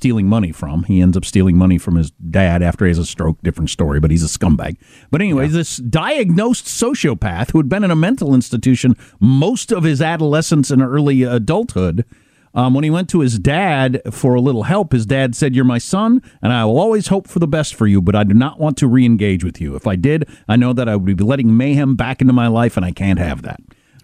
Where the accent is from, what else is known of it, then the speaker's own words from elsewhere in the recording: California, United States; I am a Californian